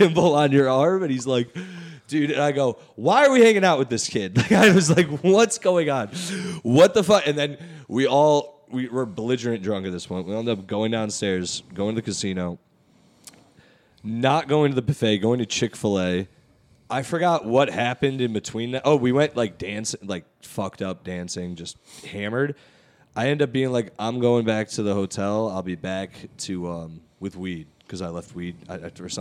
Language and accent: English; Middletown, Connecticut, United States; born or raised there